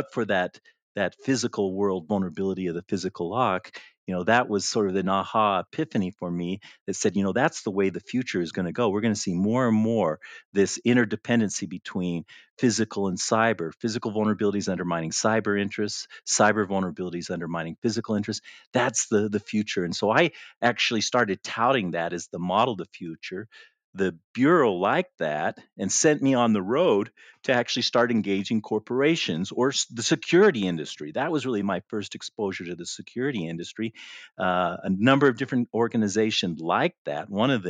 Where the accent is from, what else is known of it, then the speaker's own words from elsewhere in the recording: Libya; And I knew about the Unix because I grew up in Libya before the Six-Day War.